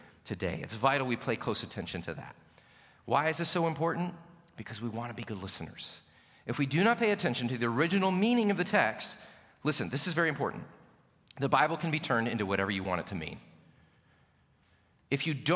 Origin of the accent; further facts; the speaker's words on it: United States; especially American Christians